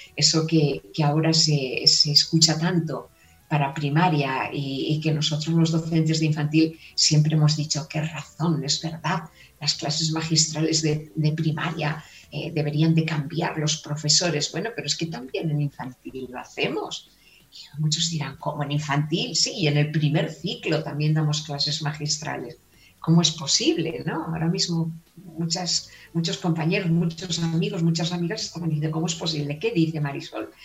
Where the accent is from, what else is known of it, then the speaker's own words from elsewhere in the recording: Valladolid, Castile and León, Spain; accent: castellana; also born or lived in Palencia; yo soy castellana, nacida en la provincia de, Palencia y he vivido en Valladolid toda mi vida